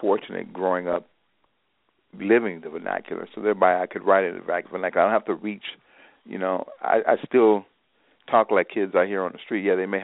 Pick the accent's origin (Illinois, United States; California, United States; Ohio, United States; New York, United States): Illinois, United States; Chicago; I grew up on the South Side.